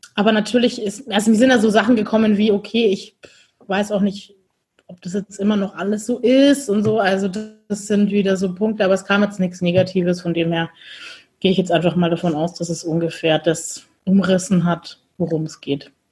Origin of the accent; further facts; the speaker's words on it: Bavaria, Germany; wir kommen aus dem Bundesland Bayern